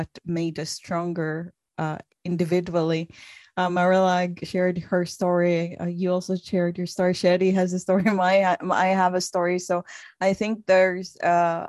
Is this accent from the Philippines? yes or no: yes; Philippines; When I was growing up in the Philippines